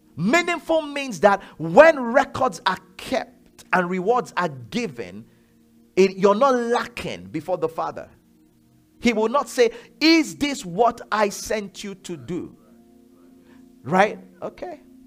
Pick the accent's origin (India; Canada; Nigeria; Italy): Nigeria; I'm Yoruba, I'm Nigerian